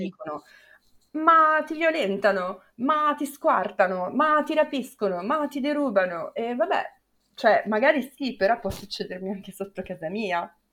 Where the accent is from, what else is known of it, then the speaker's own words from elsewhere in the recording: Milan, Lombardy, Italy; moved away as an adult; io sono di Milano